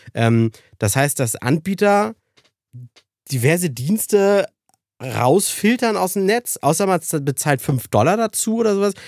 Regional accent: Germany; bei uns in Deutschland

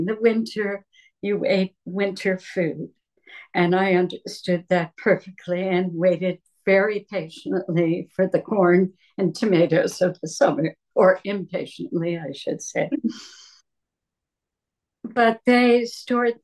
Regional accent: New Jersey, United States; moved away; also born or lived in Berkeley, California; I was born in New Jersey and I grew up in that backyard garden

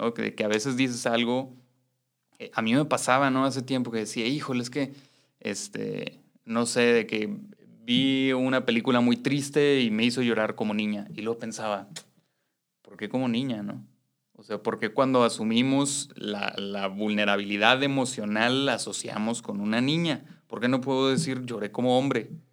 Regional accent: Mexico; hombres criados en una sociedad machista como la mexicana

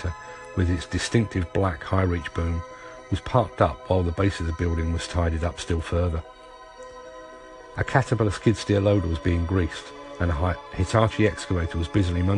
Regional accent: London, United Kingdom; As a Londoner, pie and mash is to me what paella is to a Spaniard, what spaghetti is to an Italian, what haggis is to a Scot. Sure, it's a food, but it's also my birthright

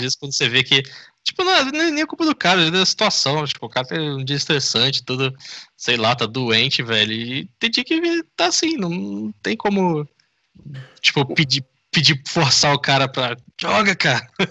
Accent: interior of Rio de Janeiro state, Brazil; now in São Paulo, Brazil; eu não sou daqui sou do, de uma cidade do interior do Rio

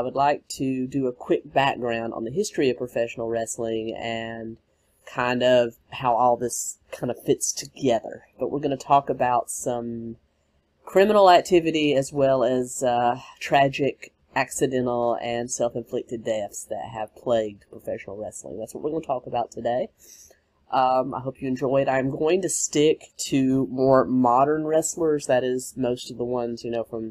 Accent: the South, United States; Growing up in the South, wrestling was a huge part of my life

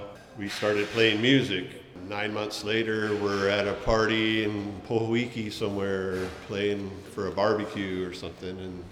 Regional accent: Los Angeles, California, United States; now in Hawaii, United States; I grew up in LA, California.

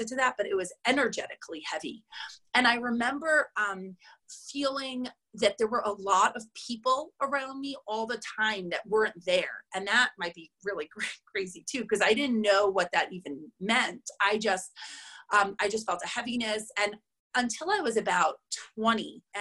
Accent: New York City, New York, United States; moved away as an adult; now in Boulder, United States; I'm from New York, from Queens. Like, I went to day school

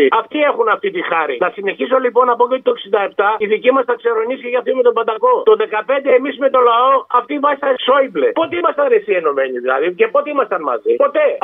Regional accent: Western Greece, Greece; also born or lived in Athens; ήμουνα μόνιμο κάτοικο στην Αθήνα 55 χρόνια και έχω κατέβει στο χωριό μου τώρα. Είμαι έξω από την Πάτρα.

